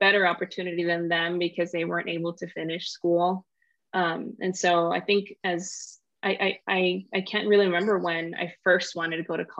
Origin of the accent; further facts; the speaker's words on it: Los Angeles, California, United States; I grew up in South LA and that's where we lived